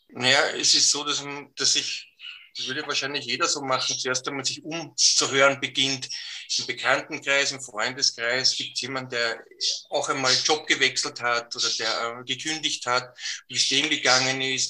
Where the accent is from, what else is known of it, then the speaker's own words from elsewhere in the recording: Austria; bei uns in Österreich